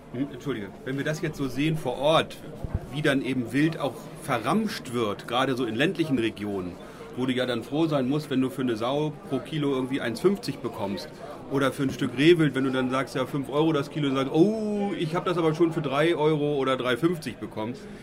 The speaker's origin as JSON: {"language": "German", "region": "Eastern Lower Saxony", "country": "Germany", "said": "Bei uns in Ostniedersachsen"}